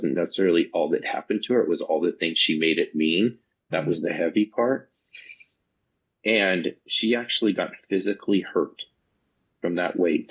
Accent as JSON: {"language": "English", "town": "Reno", "region": "Nevada", "country": "United States", "tie": "born or raised there", "also_born_or_lived": "Northern California", "said": "I grew up in Reno, Nevada, and Northern California"}